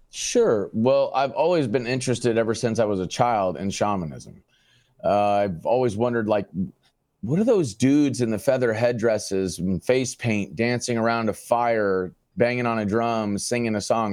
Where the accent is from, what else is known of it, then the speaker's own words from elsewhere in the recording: Phoenix, Arizona, United States; Born and raised in Phoenix, Arizona